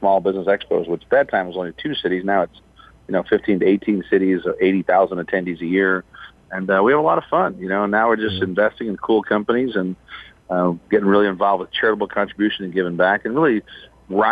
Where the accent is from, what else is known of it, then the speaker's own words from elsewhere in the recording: Chicago, Illinois, United States; born and raised in Chicago